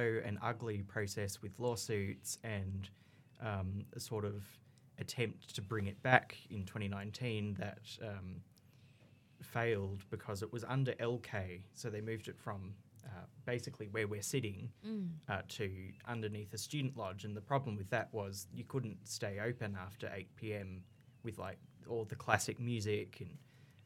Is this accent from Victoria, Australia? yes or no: no; Canberra, Australian Capital Territory, Australia; I'm from Canberra, so I had it way better than most students